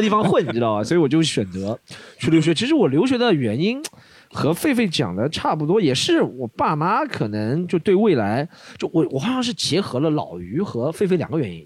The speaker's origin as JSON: {"language": "Chinese", "region": "Shanghai", "country": "China", "said": "我们上海人"}